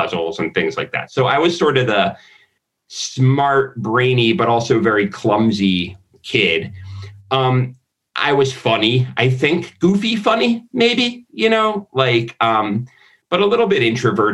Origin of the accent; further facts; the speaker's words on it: Florida, United States; also born or lived in Philadelphia, Pennsylvania; I moved from Philadelphia to Florida when I was like 9